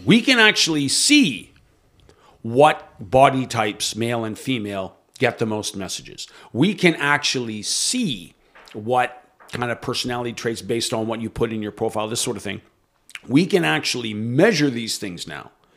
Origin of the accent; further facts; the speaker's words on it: Canada; As a Canadian